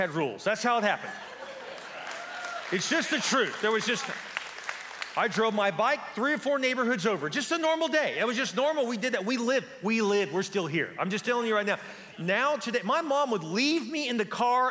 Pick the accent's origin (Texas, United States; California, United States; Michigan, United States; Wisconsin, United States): Texas, United States; Houston; I grew up in Houston.